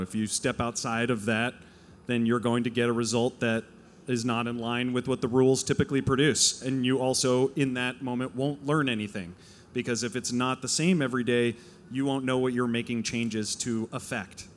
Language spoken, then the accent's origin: English; New Jersey, United States; now in Los Angeles, United States; I am a Jew from New Jersey.